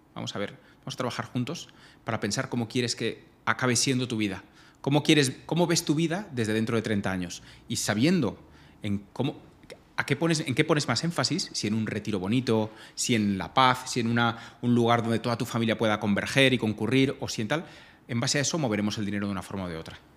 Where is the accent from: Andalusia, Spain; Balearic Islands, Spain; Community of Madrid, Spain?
Balearic Islands, Spain; Majorca; moved away; soy mallorquín